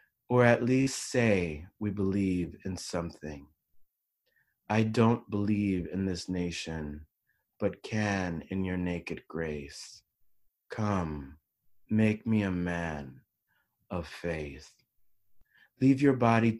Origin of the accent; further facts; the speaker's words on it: Panama; I grew up in Panama